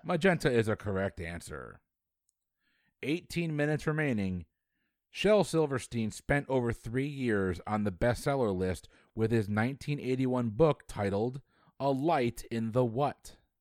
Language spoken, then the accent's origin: English; Florida, United States; it's my hometown